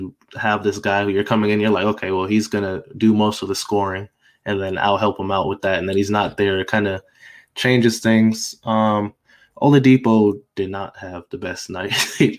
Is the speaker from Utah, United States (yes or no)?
no; Seattle, Washington, United States; So we're both from Seattle. He went to Rainier Beach High School at the time. I was going to Lindbergh High School.